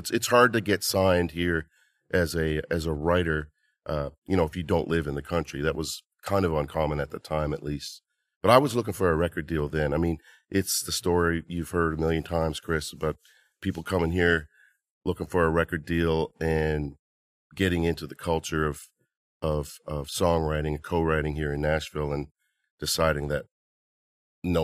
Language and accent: English; Nova Scotia, Canada; I grew up in Nova Scotia, Canada, {S0} yep, {S1} on an island called Cape Breton Island.